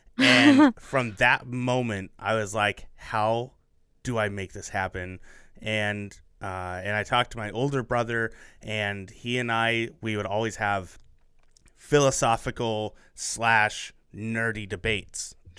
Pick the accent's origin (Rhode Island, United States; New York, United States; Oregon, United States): Oregon, United States; Portland; also born or lived in Phoenix, Arizona; I grew up in Portland, Oregon, just not Portland. And so I love the Willamette Valley.